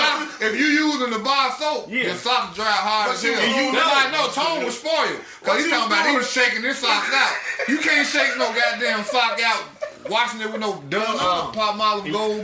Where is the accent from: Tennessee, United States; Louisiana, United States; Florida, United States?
Tennessee, United States; I'm from Tennessee. It was hot.